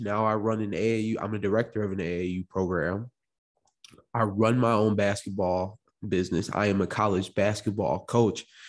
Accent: Morris, Illinois, United States; also born or lived in Chicago, Illinois; I came from Chicago, Illinois, also was born in, also was raised in, uh, Morris, Illinois

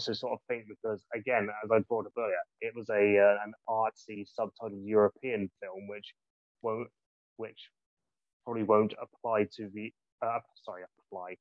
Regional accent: Gloucestershire, South West England, United Kingdom; I'm from Gloucestershire.

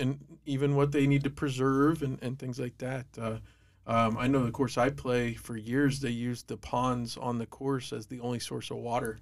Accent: Southeast Ohio, United States; I grew up in Southeast Ohio myself

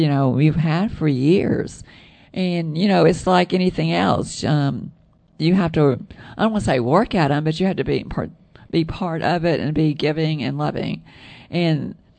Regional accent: the South, United States; accent: southern; With my southern accent

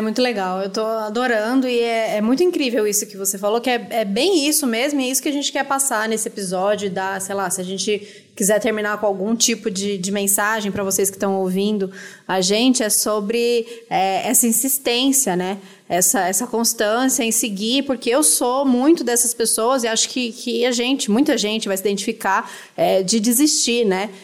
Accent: Brazil; se a gente é brasileiro e a gente tá vivo aqui

